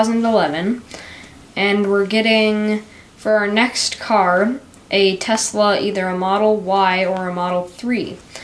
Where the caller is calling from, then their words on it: Grand Junction, Colorado, United States; from Grand Junction, Colorado. I'm 11